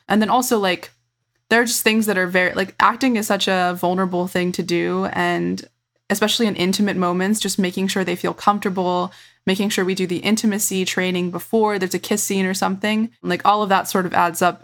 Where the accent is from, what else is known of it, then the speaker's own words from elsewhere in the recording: Virginia, United States; my experience growing up in Virginia